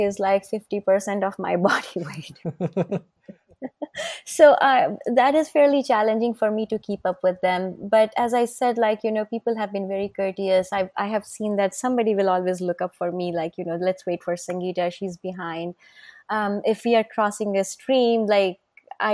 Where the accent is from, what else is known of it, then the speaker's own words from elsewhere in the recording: India; moved away; I'm an Indian, I was born and brought up in India.